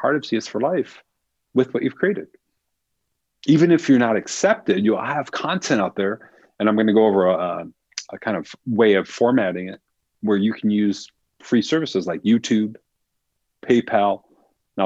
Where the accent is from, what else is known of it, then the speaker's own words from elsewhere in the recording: Michigan, United States; I grew up in Michigan, so this was in the Detroit area.